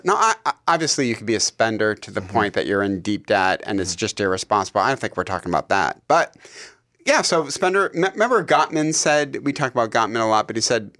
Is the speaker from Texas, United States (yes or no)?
no; Detroit, Michigan, United States; we grew up in Detroit. My dad was a factory worker for General Motors.